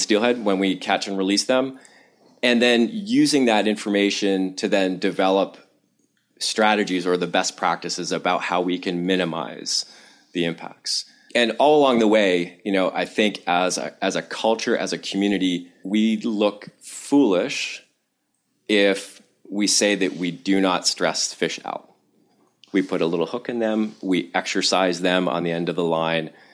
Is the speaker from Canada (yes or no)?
yes; Toronto, Ontario, Canada; now in Amherst, United States; I was born in Toronto, Canada, and I spent a lot of time, uh, kicking around Southern Ontario and up in the Corthas